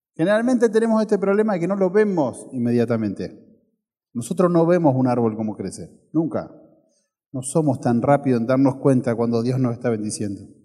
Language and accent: Spanish; Ferré, Buenos Aires, Argentina; Cuando tenía 6, 7 años, mi mamá trabajaba de secretaria en la iglesia del pueblo donde yo nací, de Ferré